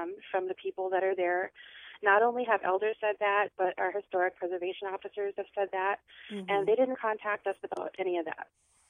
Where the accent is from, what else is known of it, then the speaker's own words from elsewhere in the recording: United States; we're Native Americans